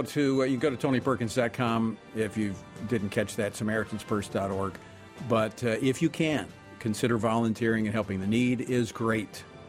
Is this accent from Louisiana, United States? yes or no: yes; Baton Rouge, Louisiana, United States; my hometown of Baton Rouge.